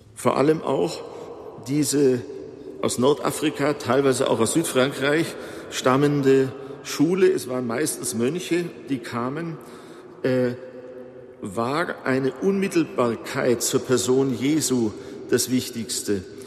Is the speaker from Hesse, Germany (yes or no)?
no; Bavaria, Germany; hier bei uns in Bayern